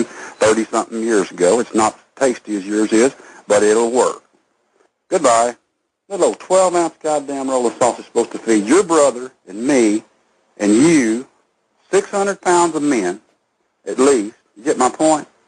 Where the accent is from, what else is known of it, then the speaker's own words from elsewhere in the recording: Texas, United States; I'm a Texas man